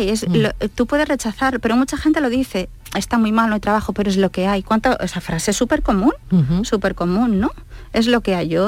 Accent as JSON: {"language": "Spanish", "region": "Basque Country", "country": "Spain", "said": "porque yo soy vasca en realidad, yo soy muy del norte"}